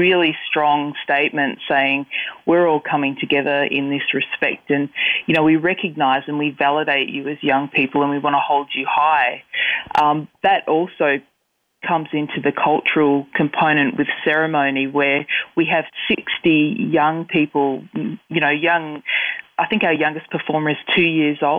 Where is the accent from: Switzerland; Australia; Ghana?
Australia; as we start to have agency of our voices as Aboriginal people